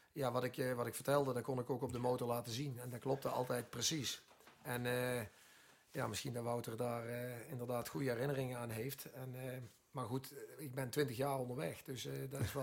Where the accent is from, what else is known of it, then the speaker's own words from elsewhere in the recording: Netherlands; we zijn Nederlander